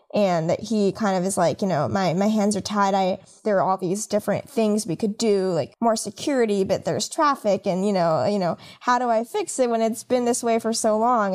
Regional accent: Los Angeles, California, United States; I'm from California and, like, grew up in L A, a lot of it

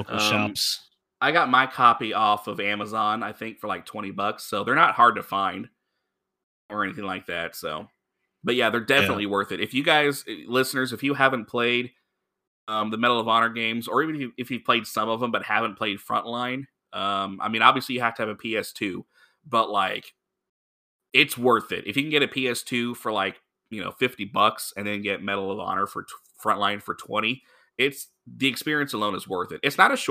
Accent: Honolulu, Hawaii, United States; born there; I was born in Honolulu because my dad was in the Navy and he was stationed there.

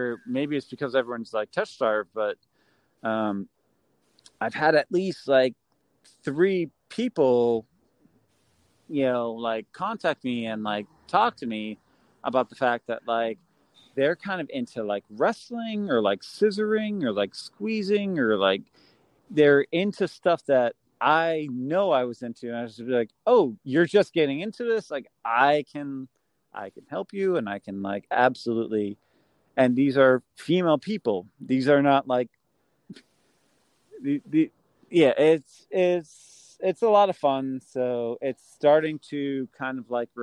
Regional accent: Massachusetts, United States; I'm from Massachusetts

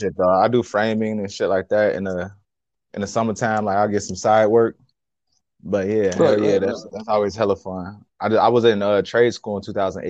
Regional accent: Chicago, Illinois, United States; now in Minnesota, United States; I'm born and raised in Illinois, in Chicago

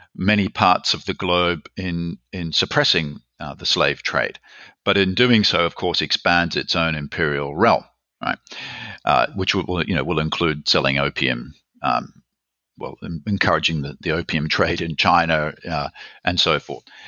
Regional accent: Australia; moved away as an adult; also born or lived in Berkeley, United States / Germany; I'm from Australia, as you can probably guess

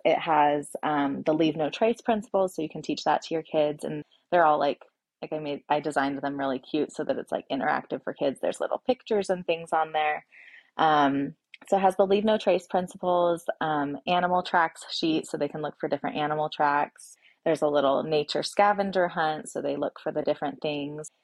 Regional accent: Oregon, United States; moved away as an adult; also born or lived in Washington; now in Boise, United States; I was born and raised in Oregon

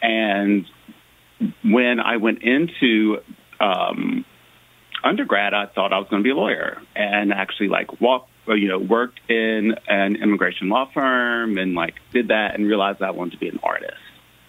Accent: Memphis, Tennessee, United States; moved away as an adult; also born or lived in Brooklyn, New York; now in New York City, United States; So I went to high school in Memphis, Tennessee. I'm from the South, but I do live in Brooklyn now.

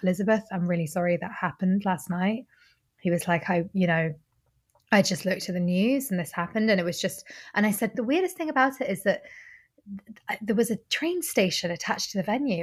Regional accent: Normandy, France; now in Glasgow, United Kingdom; I grew up in Normandy

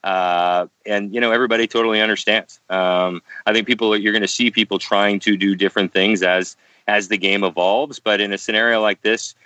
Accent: Canada; as a Canadian

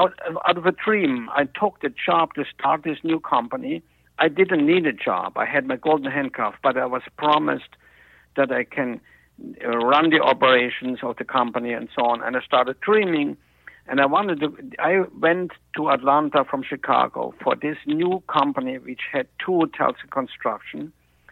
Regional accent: Germany; moved away; At the time in Germany, and I was 14

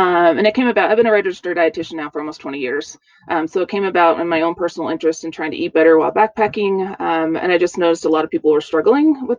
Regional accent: East Coast, United States; moved away as an adult; also born or lived in Seattle; I grew up on the East Coast

